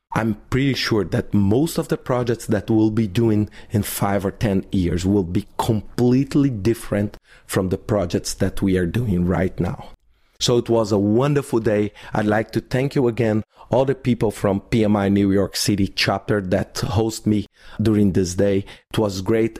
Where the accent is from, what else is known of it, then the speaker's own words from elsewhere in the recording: Belo Horizonte, Minas Gerais, Brazil; in Belo Horizonte, in my hometown